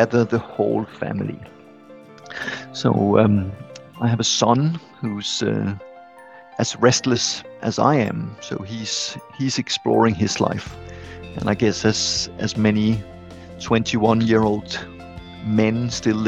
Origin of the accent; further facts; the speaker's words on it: Copenhagen, Capital Region of Denmark, Denmark; I grew up in Copenhagen, and I lived away from Copenhagen for 8 years as a young adult, and then I came back.